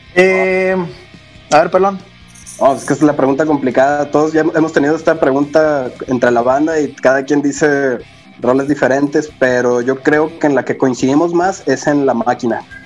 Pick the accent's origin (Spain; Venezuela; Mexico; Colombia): Mexico; somos mexicanos